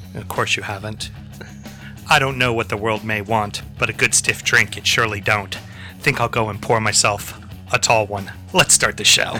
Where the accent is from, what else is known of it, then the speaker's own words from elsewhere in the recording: United States; as the red-blooded Americans we are